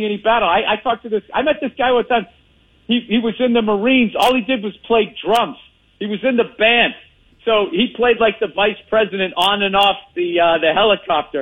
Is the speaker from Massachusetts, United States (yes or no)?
yes; Boston, Massachusetts, United States; accent: Boston; a Boston accent